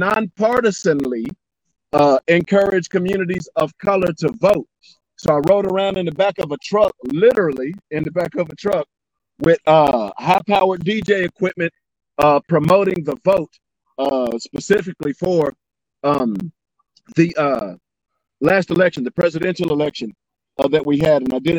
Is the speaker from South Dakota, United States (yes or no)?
no; Elizabethtown, Kentucky, United States; as young country boys growing up in Elizabethtown, Kentucky